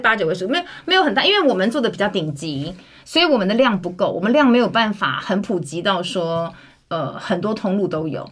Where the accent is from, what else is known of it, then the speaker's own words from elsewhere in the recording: Taiwan; 我们台湾人